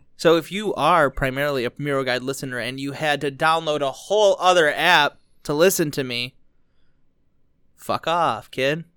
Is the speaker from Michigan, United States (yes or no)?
yes; Dearborn, Michigan, United States; I was born in Dearborn